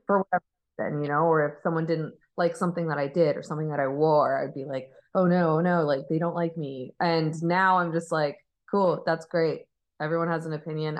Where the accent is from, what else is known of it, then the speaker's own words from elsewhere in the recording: Arizona, United States; I grew up in Arizona